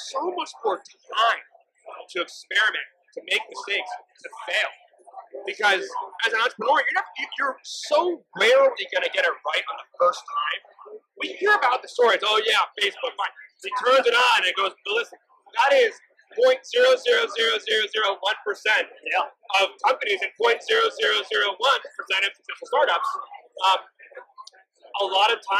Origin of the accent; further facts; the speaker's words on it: New York, United States; now in Rhode Island, United States; I was from New York